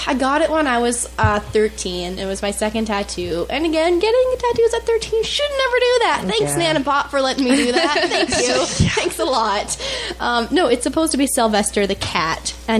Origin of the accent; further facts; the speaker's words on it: Newfoundland and Labrador, Canada; moved away; I came from a small town in Newfoundland.